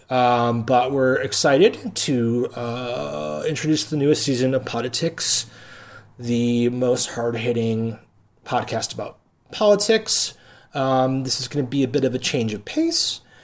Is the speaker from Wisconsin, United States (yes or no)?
yes; Milwaukee, Wisconsin, United States; I'm a native of Milwaukee, Wisconsin, because I do not emphasize the L, the lone L in Milwaukee.